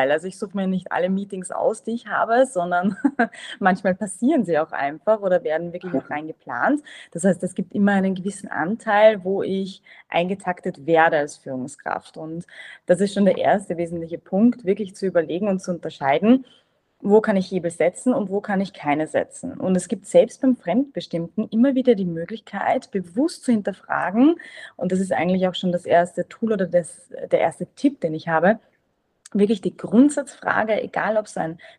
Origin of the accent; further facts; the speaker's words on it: Vienna, Austria; ich bin ursprünglich aus Wien